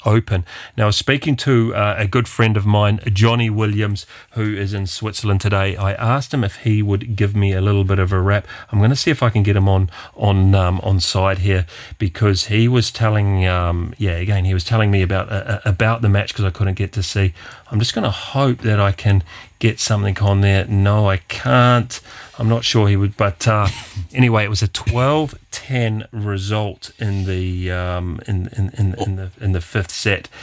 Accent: New Zealand; being a Kiwi

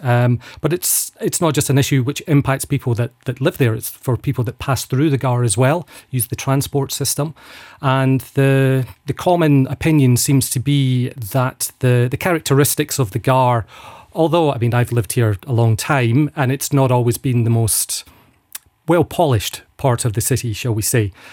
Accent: Falkirk, Scotland, United Kingdom; now in Luxembourg; I'm from Falkirk in central Scotland.

